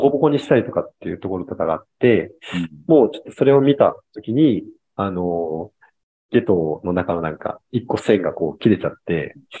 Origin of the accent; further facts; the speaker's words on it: Kyushu, Japan; moved away as an adult; 地元が九州なんですけど